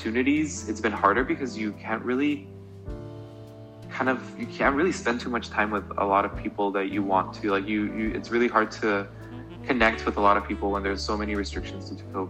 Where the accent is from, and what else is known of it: Guatemala City, Guatemala Department, Guatemala; born or raised there; moved away as an adult; also born or lived in Atlanta, United States; now in Boston, United States